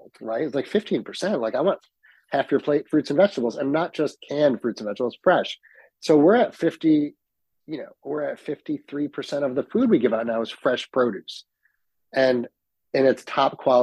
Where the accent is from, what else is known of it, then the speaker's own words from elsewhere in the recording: Utica, New York, United States; also born or lived in Ithaca, New York / London; I'm born and raised in Utica, but had restaurants in Ithaca